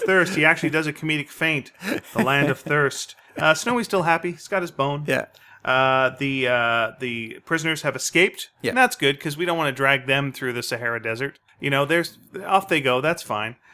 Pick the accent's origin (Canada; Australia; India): Canada; we're Canadian